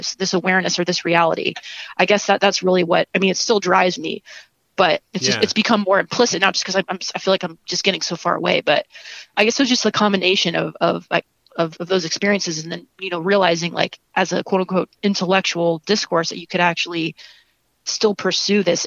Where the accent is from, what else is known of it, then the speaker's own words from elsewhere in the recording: Ohio, United States; moved away; also born or lived in Chicago; my hometown also, it's a small town in Ohio